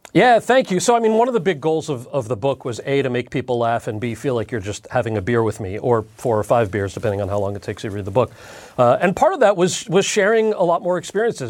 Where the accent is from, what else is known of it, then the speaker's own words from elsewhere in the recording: New Jersey, United States; I'm from New Jersey and we speak really good English.